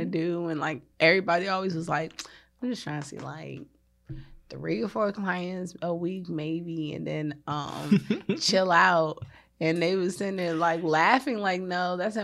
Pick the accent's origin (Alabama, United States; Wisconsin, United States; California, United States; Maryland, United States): Maryland, United States; I'm from Maryland